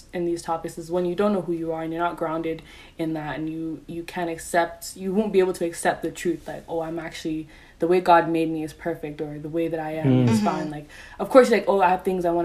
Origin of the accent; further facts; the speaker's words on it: Nigeria; we're Nigerian Africans